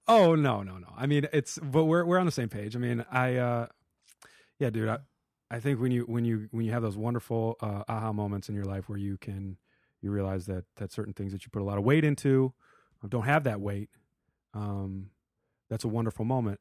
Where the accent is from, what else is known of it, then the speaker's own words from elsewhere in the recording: Madison, Wisconsin, United States; moved away; we're from Madison